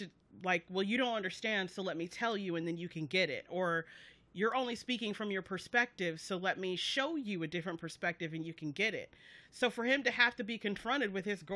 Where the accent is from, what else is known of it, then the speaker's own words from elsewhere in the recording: the South, United States; I'm from the South. I went to a predominantly white high school.